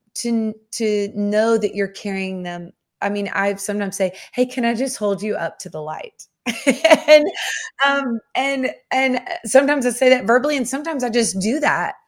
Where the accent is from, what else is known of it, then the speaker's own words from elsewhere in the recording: the South, United States; I grew up in the South